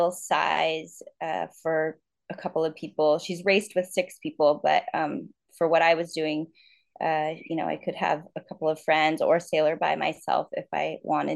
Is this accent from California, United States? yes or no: yes; San Diego, California, United States; moved away as an adult; now in Tahiti, French Polynesia; I grew up in San Diego, a little bit in North County and a little bit in Point Loma area, and learned to sail in that area. And today I live in French Polynesia